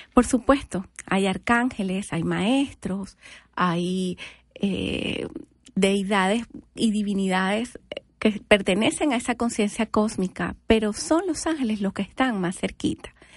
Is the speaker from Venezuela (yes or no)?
yes; Venezuela; moved away as an adult; now in United States; soy venezolana